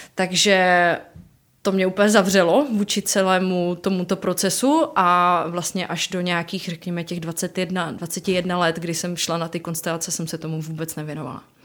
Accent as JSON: {"language": "Czech", "town": "Ostrava", "region": "Moravian-Silesian Region", "country": "Czechia", "said": "jsem z Ostravy"}